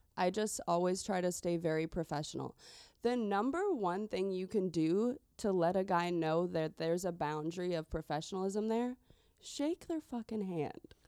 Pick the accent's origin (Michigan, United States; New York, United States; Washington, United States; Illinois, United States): Illinois, United States; Chicagoland suburbs; born and raised in the Chicagoland suburbs